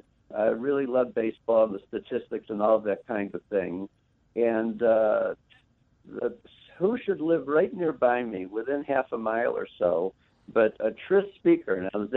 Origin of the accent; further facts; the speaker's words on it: Cleveland, Ohio, United States; now in Chicago, United States; I grew up in Cleveland